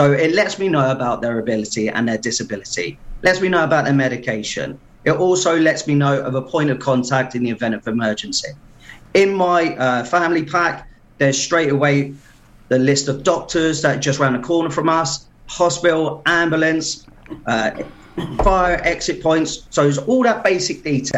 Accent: Portsmouth, South East England, United Kingdom; moved away as an adult; now in Pembrokeshire, United Kingdom; you can tell by my accent. I'm not from originally around it, from Portsmouth originally, ex-forces

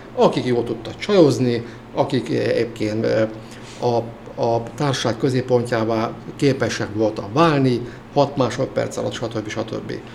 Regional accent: Hungary; moved away as an adult; also born or lived in Veszprém; én vidéken nőttem fel

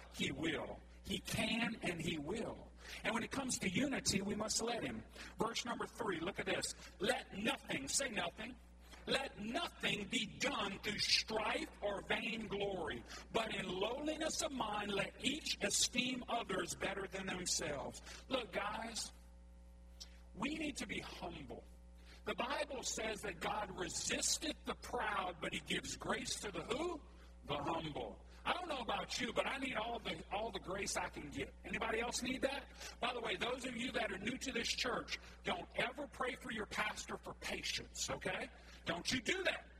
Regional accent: Cajun, Louisiana, United States; we're all Cajun folks

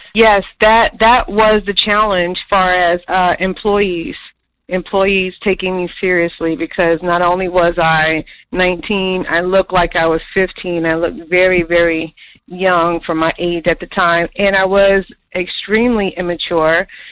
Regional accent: New York, United States; moved away; I'm from New York

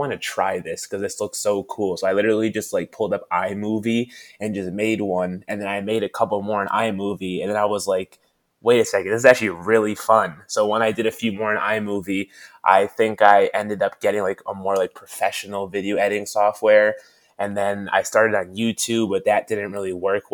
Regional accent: Connecticut, United States; I'm from South Lindsay, Connecticut, which is only about 10 minutes away from Hartford. So, we're like kind of in central Connecticut

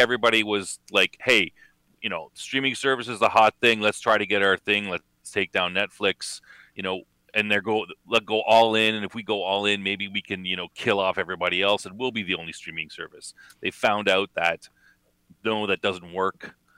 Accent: Canada; accent: Canadian; my Canadian accent

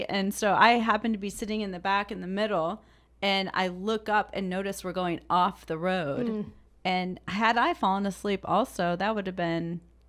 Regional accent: Illinois, United States; So when I grew up in Illinois, the drinking age was 21.

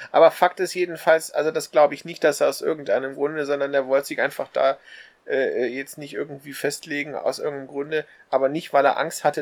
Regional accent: Germany; Ich bin Deutscher und ich habe von Nelson gehört.

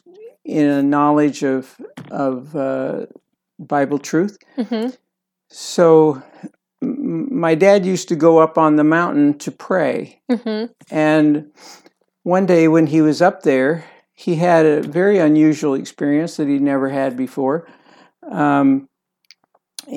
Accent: Lancaster County, Pennsylvania, United States; I was born in Lancaster County, Pennsylvania.

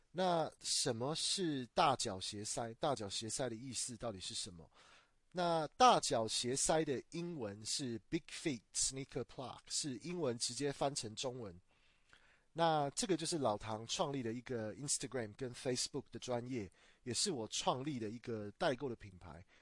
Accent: Taichung, Taiwan; 从小住在台中的时候

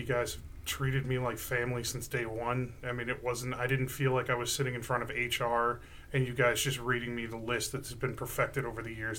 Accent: Cleveland, Ohio, United States; also born or lived in Virginia Beach, Virginia; We moved into the Cleveland area in 91.

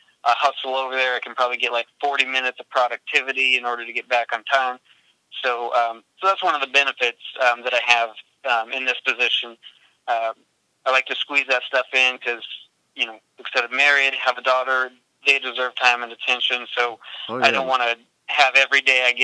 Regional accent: Washington, United States; also born or lived in East Coast / Puyallup; I was born in Washington

